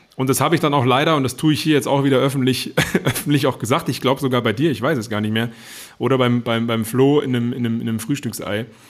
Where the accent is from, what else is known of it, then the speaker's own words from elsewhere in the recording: Germany; bei uns in Deutschland